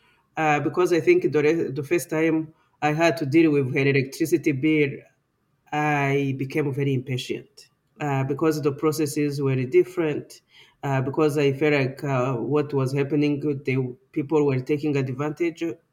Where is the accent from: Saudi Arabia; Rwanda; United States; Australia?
Rwanda; first language Kinyarwanda; English is a second language; now in Canada; Kinyarwanda, which is my mother tongue